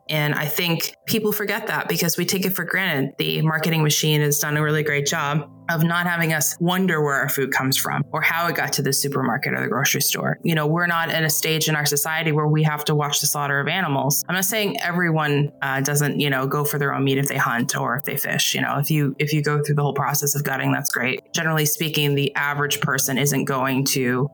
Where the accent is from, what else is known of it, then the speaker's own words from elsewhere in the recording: New England, United States; I grew up in New England